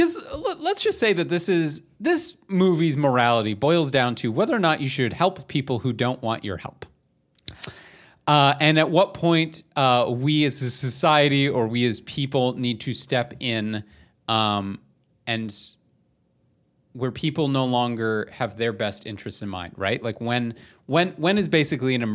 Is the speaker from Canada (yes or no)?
yes; Canada; we're from Canada